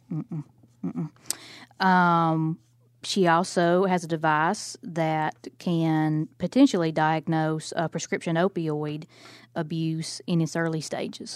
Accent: Alabama, United States; I'm from Alabama

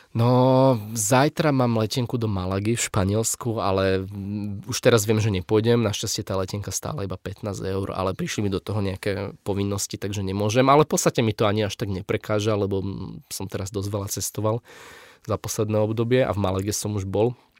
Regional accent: Bratislava, Bratislava Region, Slovakia; som z Bratislavy

